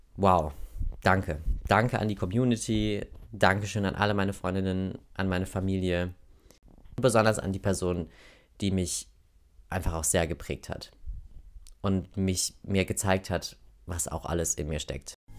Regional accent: Oberhausen, North Rhine-Westphalia, Germany; accent: Ruhrpott (Dat und Watt); moved away as an adult; also born or lived in Germersheim; Ich bin in Oberhausen geboren, im Kohlepott, wie man so schön sagt. Ich glaube, das merkt ihr auch manchmal an meinem, wenn ich so voll am Quatschen bin, dass da mal so zwischendurch so ein Dat und Watt ähm, durchkommt.

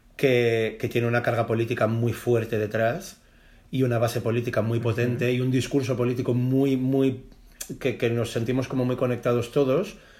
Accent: Palma, Balearic Islands, Spain; moved away; cuando vivíamos en Mallorca, que yo nací en Palma de Mallorca

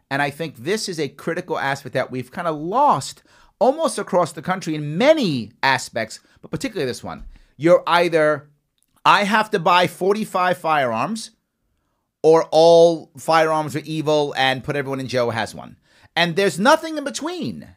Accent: New York City, New York, United States; I grew up in the South Bronx.

